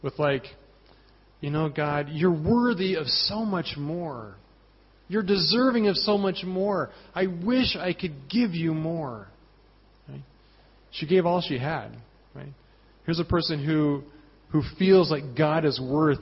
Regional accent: Colorado, United States; moved away; I'm from Colorado.

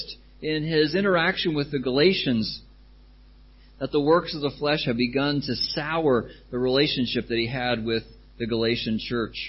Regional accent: United States; now in Thailand; I come from America

